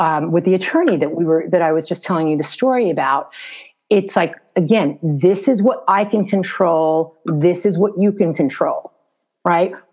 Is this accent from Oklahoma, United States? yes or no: no; New York City, New York, United States; moved away as an adult; also born or lived in Bronx / Harlem; now in Los Angeles, United States; I was born and raised in New York City.